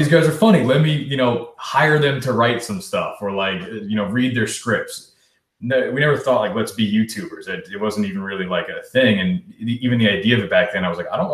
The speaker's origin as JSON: {"language": "English", "town": "Clinton", "region": "New Jersey", "country": "United States", "tie": "born or raised there", "also_born_or_lived": "New York", "moved": "as an adult", "said": "I'm from New Jersey originally, Clinton, New Jersey. Since I can, you know, 2 years old, lived there, and then went to high school there."}